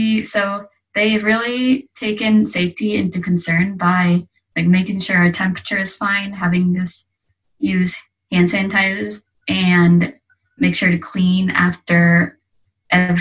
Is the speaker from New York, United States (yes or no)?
no; Evansville, Indiana, United States; moved away as an adult; now in Yokohama, Japan; My hometown is Evansville, Indiana, but I have recently moved to Yokohama, Japan